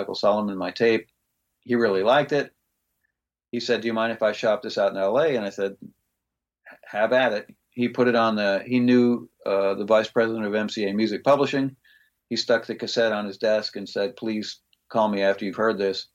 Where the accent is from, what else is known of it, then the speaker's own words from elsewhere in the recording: Greece; moved away; my time of growing up in Greece.